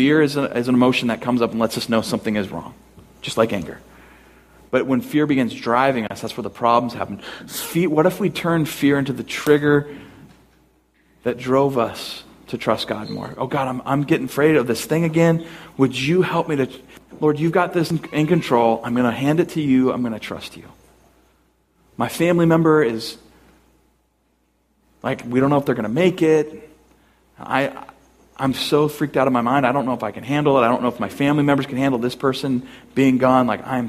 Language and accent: English; United States; because we're American